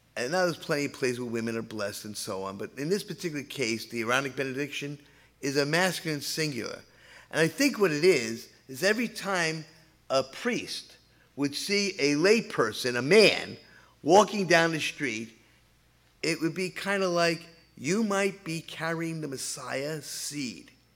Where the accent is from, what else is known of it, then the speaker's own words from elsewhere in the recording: New York City, New York, United States; moved away; also born or lived in Levittown; I'm the boy from New York City